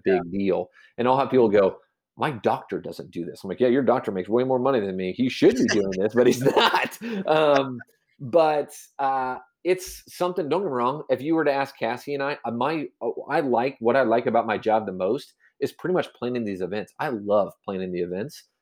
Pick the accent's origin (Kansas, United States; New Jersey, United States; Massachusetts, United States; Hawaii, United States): Kansas, United States; Manhattan; born and raised in Manhattan, Kansas.